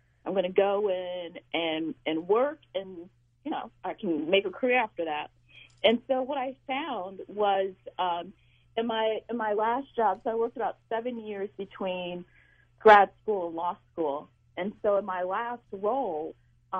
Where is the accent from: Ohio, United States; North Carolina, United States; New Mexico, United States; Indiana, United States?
Indiana, United States; Indianapolis; born and raised in Indianapolis.